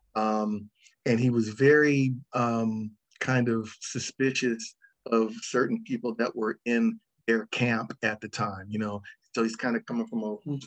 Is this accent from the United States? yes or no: yes; Los Angeles, California, United States; also born or lived in Ann Arbor, Michigan / Rialto, California; I was born in Ann Arbor, Michigan, and then we moved to Rialto, California when I was three. And then we moved